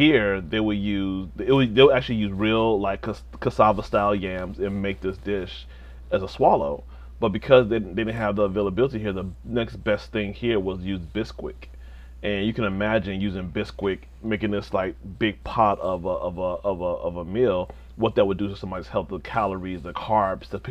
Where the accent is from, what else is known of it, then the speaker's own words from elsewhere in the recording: Chicago, Illinois, United States; also born or lived in Nigeria; like most African immigrants, specifically Nigerian, we grew up in Uptown